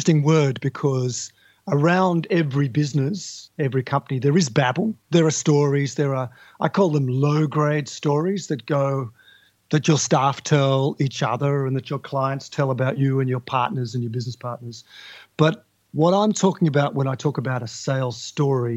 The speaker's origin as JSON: {"language": "English", "region": "Tasmania", "country": "Australia", "tie": "born or raised there", "moved": "yes", "lives_now": "Melbourne, Australia", "said": "I grew up in Tasmania, which is an island to the south of Australia, and I'm talking to your listeners now from Melbourne in Australia"}